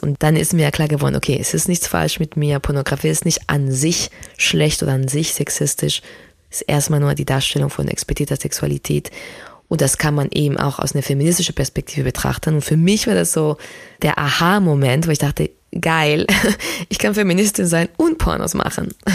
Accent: Spain; moved away; ich bin ja in Spanien aufgewachsen

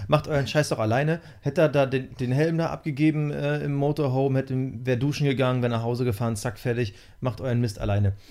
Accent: East Germany, Germany; ich bin in der DDR geboren

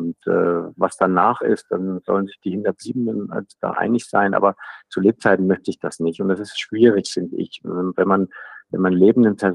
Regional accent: Thuringia, Germany; Ich komme aus Thüringen, Goethe, Schiller, das ist alles in Ordnung

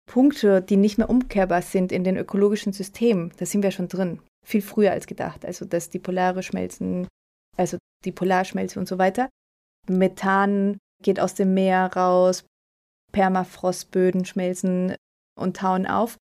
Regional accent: Mainz, Rhineland-Palatinate, Germany; Auch meine Heimat.

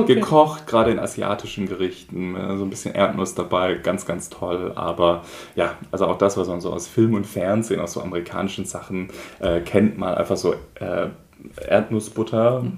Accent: Schönbuch region, Swabia, Baden-Württemberg, Germany; aus meiner Heimat, nämlich die Schönbuchregion in Schwabenländle.

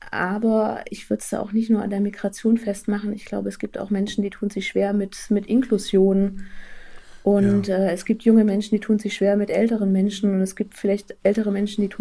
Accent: Southern Germany, Germany; Ich komme selber nicht aus Thüringen, sondern komme aus Süddeutschland. Also habe auch meine eigene Binnenmigrationsgeschichte

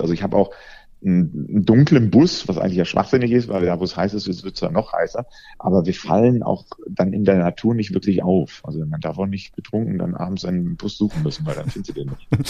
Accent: Rhineland, Germany; ich als Rheinländer kenne ja Schnee überhaupt nicht. Bei uns gibt es ja nur Regen oder Regen

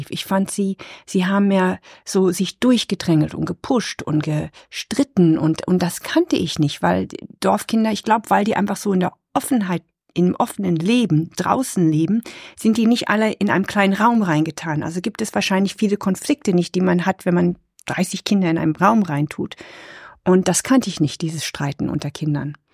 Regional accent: Nepal; born there; wir waren ja in, ich bin ja in Nepal geboren, 1972

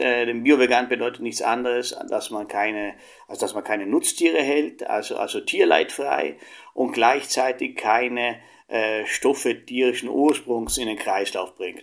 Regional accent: Italy; moved away; ich komme ja aus Italien ursprünglich

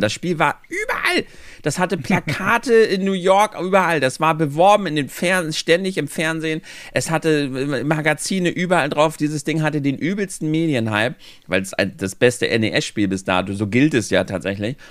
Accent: Germany; bei uns in Deutschland

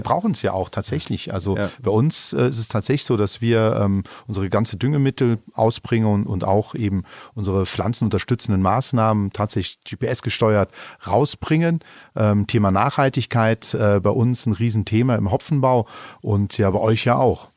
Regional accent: Eifel, Germany; hier bei uns in der Eifel

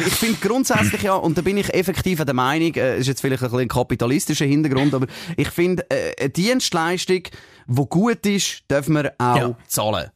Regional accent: Switzerland; bei uns in der Schweiz

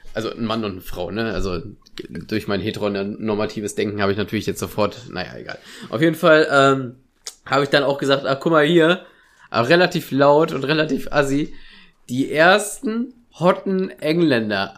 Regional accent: Germany; wie stolz ich darauf bin, Deutscher zu sein

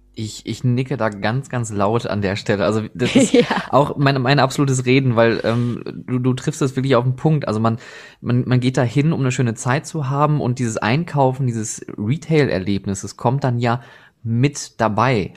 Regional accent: Oberhausen, North Rhine-Westphalia, Germany; now in Essen, Germany; ich selber bin gebürtiger Oberhausener

